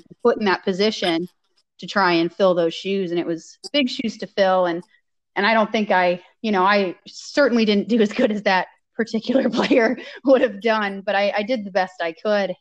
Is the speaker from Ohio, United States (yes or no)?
yes; Ohio, United States; I knew I wanted to stay in Ohio and within a few hours of where my family lived